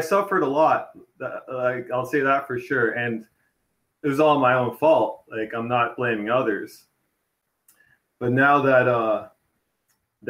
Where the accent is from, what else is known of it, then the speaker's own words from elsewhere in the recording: Toronto, Ontario, Canada; I'm from Toronto originally, and I'm there currently